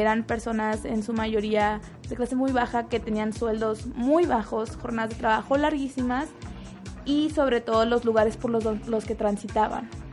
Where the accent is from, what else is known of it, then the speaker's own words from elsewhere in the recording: Chihuahua, Mexico; moved away as an adult; now in Guadalajara, Mexico; llevo dos meses en Guadalajara, yo soy de Chihuahua.